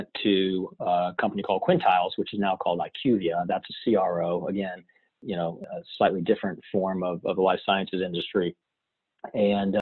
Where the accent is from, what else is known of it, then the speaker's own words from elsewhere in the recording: West Virginia, United States; moved away as an adult; now in Castalia, North Carolina, United States; I was born and raised in West By God, Virginia, and Mountaineer